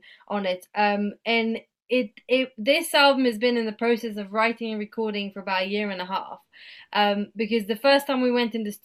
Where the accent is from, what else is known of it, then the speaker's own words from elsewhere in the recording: Bulgaria; throughout my teenage years, I grew up here in Bulgaria